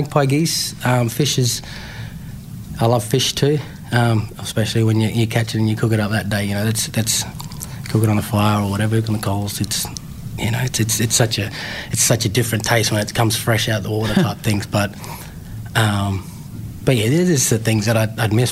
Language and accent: English; Tiwi Islands, Northern Territory, Australia; moved away; also born or lived in Darwin / Melbourne; growing up on the Tiwi Islands